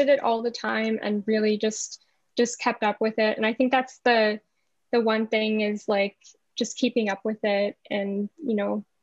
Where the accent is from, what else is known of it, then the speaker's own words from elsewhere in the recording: Thunder Bay, Ontario, Canada; I was raised in Thunder Bay